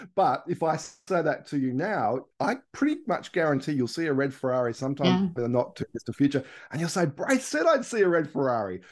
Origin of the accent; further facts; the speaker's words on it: Australia; accent: Australian; also born or lived in Melbourne, Victoria / Palm Cove, Queensland; I'm Australian.